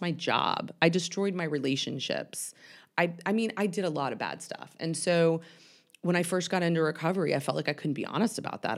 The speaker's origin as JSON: {"language": "English", "town": "Atlanta", "region": "Georgia", "country": "United States", "tie": "born or raised there", "said": "I am born and raised in Atlanta, um, Northside Hospital, which is pretty rare"}